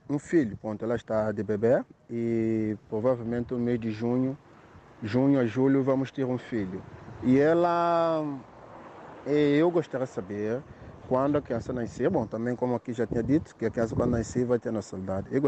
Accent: São Tomé & Príncipe; moved away as an adult; now in Portugal; sou santomense, eh, estou em Portugal, ah, vou fazer dois anos aqui em Portugal.

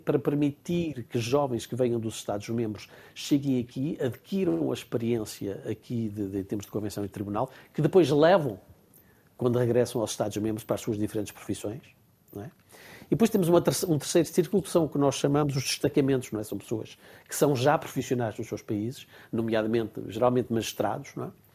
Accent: Portugal; moved away as an adult; now in Strasbourg, France; sou português, continuo a sentir-me português

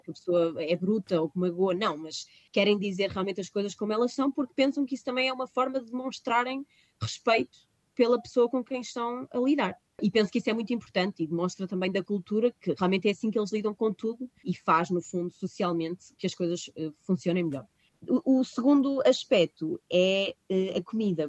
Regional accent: Portugal; moved away as an adult; now in Heidelberg, Germany; eu nasci e cresci em Oliveira das Mães

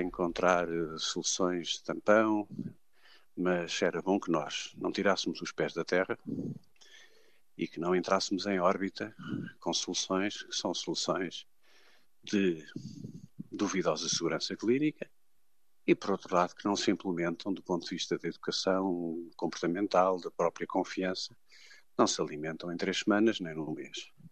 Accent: Portugal; eu, enquanto português

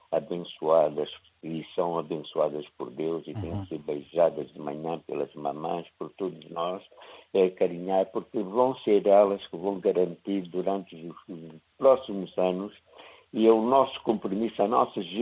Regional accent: Angola; now in Porto, Portugal; como angolano

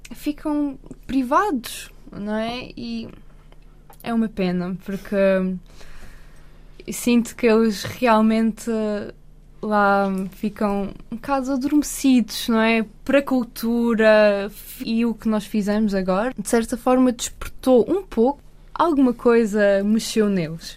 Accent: Madeira, Portugal; moved away as an adult; also born or lived in Ukraine; now in Lisbon, Portugal; Eu venho da Ucrânia, nasci lá, e com 3 anos eu mudei-me para Madeira.

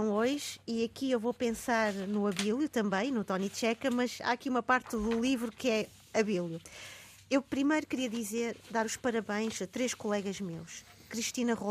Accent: Maputo, Mozambique; eu nasci em Moçambique, Lourenço

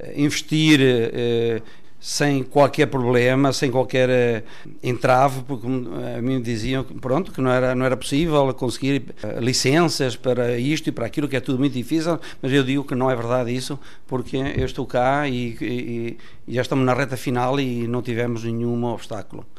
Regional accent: Mozambique; also born or lived in Bragança, Portugal / Ecuador; now in Portugal; eu a minha infância fiz praticamente em Moçambique. Eu fui para lá com 5 anos

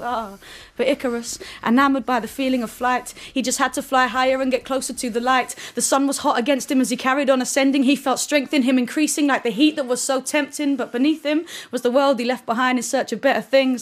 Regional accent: London, United Kingdom; growing up in southeast London, where I grew up in Lewisham

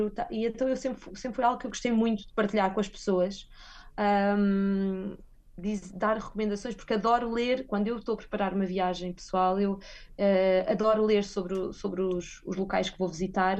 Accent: Guarda, Portugal; moved away as an adult; also born or lived in Lisbon; now in Madrid, Spain; eu, como sou da Guarda

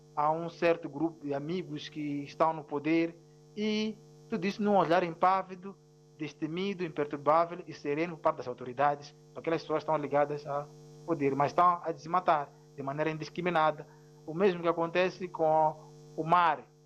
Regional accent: Mozambique; first language Ronga; Portuguese is a second language; a minha língua materna ronga

